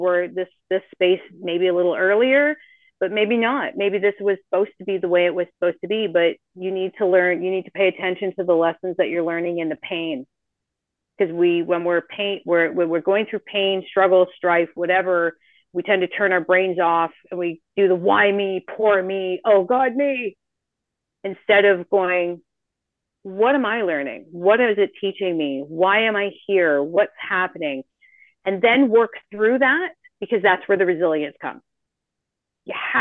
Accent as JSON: {"language": "English", "country": "Canada", "moved": "as an adult", "lives_now": "Costa Rica", "said": "we're Canadian. I know we've left"}